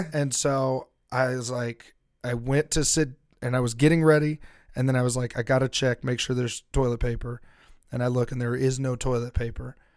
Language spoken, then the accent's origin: English; United States; as an American